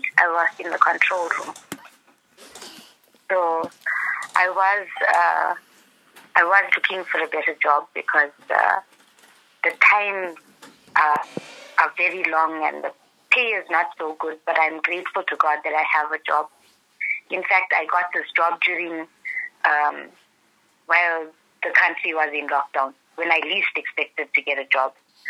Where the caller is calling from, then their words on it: Pietermaritzburg, KwaZulu-Natal, South Africa; I'm calling from Peter Maritzburg.